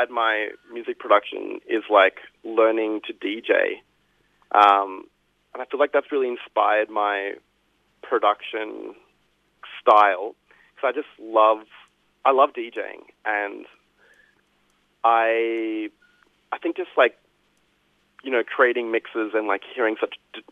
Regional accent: Brisbane, Queensland, Australia; moved away; I grew up in Brisbane

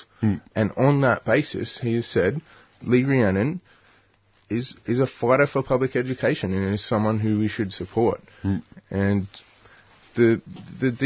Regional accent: Newcastle, New South Wales, Australia; moved away; I grew up in Newcastle

